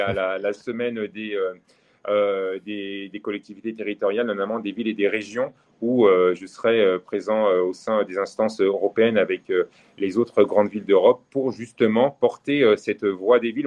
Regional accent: Savoy, Auvergne-Rhône-Alpes, France; je suis savoyard

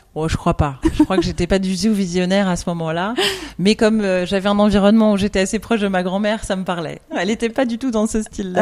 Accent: France; accent: French; now in Belgium; j'ai un, un, bagage à mon accent français

